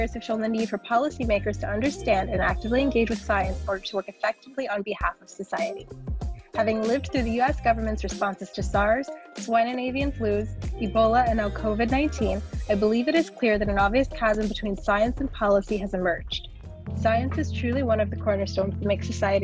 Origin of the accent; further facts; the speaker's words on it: Pittsburgh, Pennsylvania, United States; now in New York, United States; I grew up in Pittsburgh, Pennsylvania